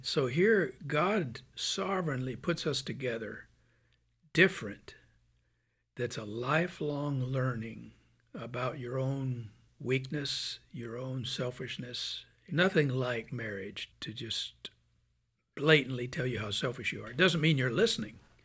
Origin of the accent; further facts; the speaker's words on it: Birmingham, Alabama, United States; I'm from Birmingham, Alabama